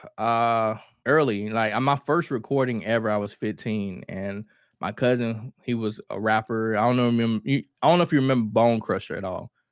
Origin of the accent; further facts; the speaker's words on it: Mississippi, United States; I'm from Kilmarnock, Mississippi